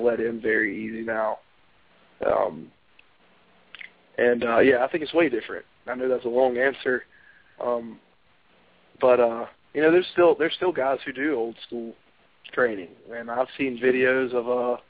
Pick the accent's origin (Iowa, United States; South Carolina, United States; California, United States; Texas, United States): South Carolina, United States; Westminster; my hometown, Westminster, South Carolina